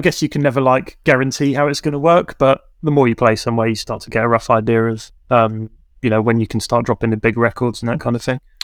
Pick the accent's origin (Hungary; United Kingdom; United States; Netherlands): United Kingdom; Camberley, South East England; the town where I grew up in Camberley